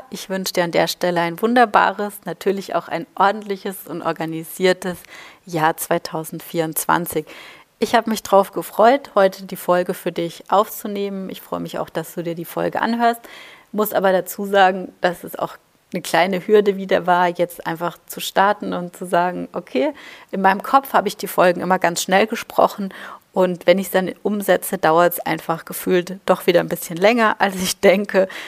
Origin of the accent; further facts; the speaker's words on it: Baden-Württemberg, Germany; also born or lived in Bavaria; Da da bin ich in Baden-Württemberg und Bayern groß geworden